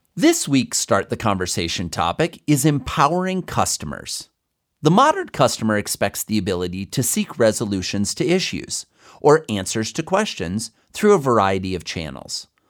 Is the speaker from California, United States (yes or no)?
no; Iowa, United States; I grew up in Iowa.